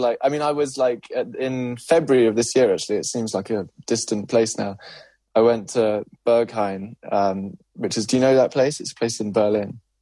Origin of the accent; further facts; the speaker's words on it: London, United Kingdom; growing up in South London